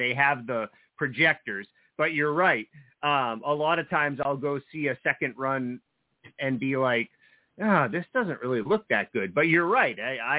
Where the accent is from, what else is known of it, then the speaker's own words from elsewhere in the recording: New Jersey, United States; Well, you know, I grew up in New Jersey, so some of my earliest experiences going to the movies when I was old enough to drive into New York City with my friends